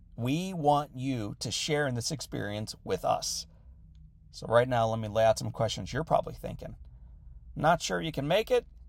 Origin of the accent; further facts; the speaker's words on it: St. Louis, Missouri, United States; my hometown of Saint Louis